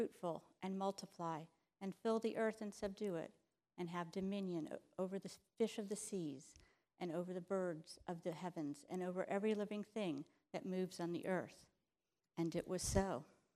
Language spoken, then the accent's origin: English; Florida, United States; I'm from Florida